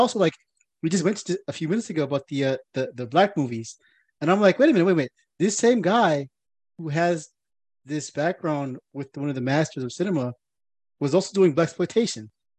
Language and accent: English; New York, United States; I'm from New York.